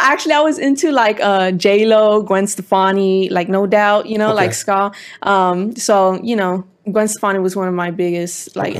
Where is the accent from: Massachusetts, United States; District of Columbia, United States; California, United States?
California, United States; Culver City; Born and raised in Culver City.